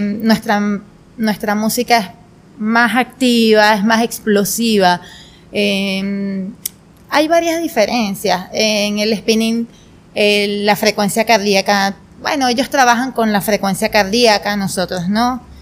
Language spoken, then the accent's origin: Spanish; Turén, Portuguesa, Venezuela; now in Guanare, Venezuela; yo nací en Turén, Estado portuguesa